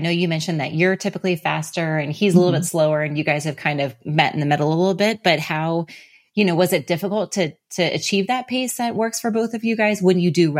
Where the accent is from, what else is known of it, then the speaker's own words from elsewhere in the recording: Kansas City, United States; I'm from Kansas City, so I know the town very well.